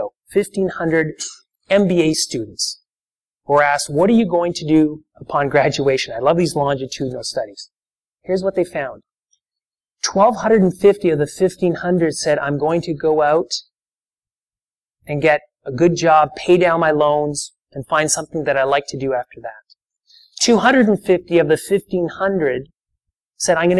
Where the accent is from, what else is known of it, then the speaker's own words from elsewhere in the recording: Canada; That's part of being Canadian